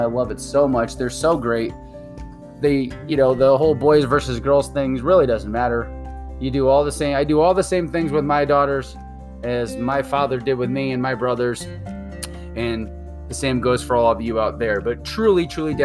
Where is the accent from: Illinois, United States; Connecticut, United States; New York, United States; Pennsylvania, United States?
Connecticut, United States; New England; moved away as an adult; now in Arizona, United States; born and raised in New England